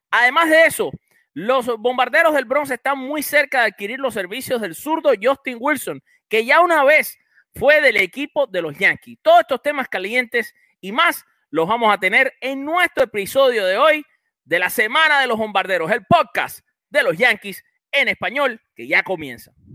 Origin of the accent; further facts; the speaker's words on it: Cuba; hay que decirlo en cubano